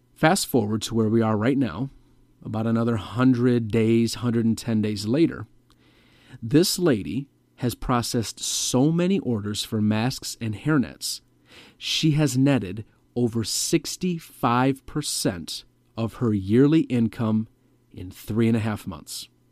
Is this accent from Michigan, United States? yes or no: yes; Metro Detroit, Michigan, United States; my home state of Michigan, more specifically the Metro Detroit area